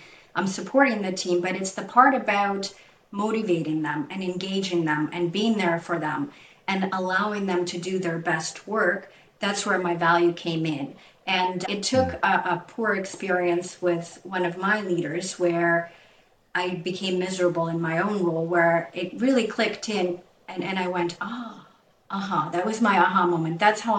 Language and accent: English; Ukraine; moved away as an adult; now in Canada; I moved to Canada 25 years ago, as you know, when I was 20 from Ukraine.